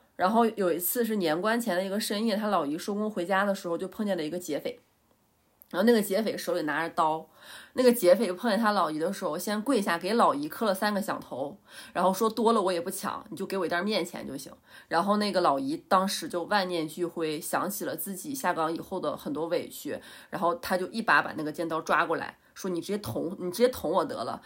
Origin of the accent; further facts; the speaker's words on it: Northeast China, China; moved away; 虽然我是东北人